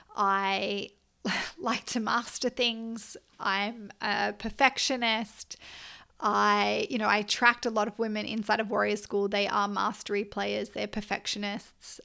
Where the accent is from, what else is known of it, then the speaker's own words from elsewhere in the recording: Australia; I'm Australian